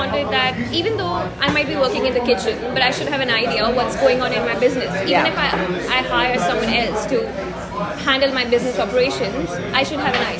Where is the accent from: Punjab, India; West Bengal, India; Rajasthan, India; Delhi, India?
Delhi, India; I'm from Delhi.